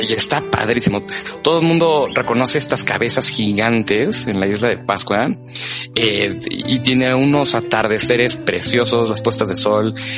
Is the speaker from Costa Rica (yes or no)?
no; Mexico; nosotros como mexicanos